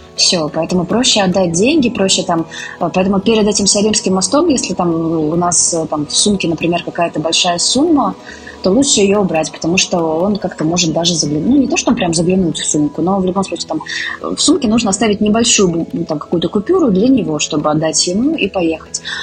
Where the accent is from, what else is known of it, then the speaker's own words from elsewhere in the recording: Russia; moved away as an adult; also born or lived in Moscow; now in India; мы из России